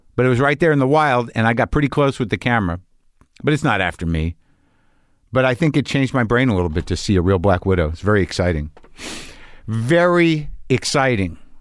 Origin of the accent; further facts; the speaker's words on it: New Mexico, United States; I grew up in New Mexico